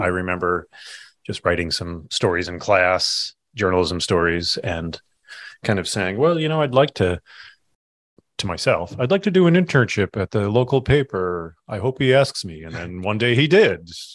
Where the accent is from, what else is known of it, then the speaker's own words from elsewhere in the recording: Kinderhook, New York, United States; moved away as an adult; now in Burlington, United States; I grew up in Kinderhook, New York